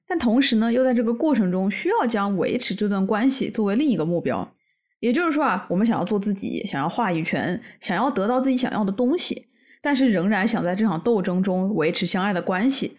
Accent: Canada; 我们加拿大人至少会说一句 thanks

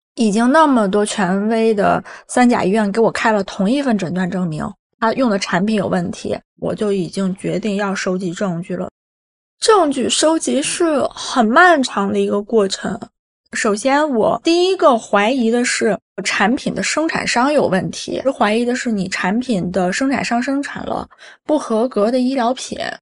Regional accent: Xingtai, Hebei, China; also born or lived in Hong Kong; now in Beijing, China; 现在三十九岁，我来自河北省邢台市

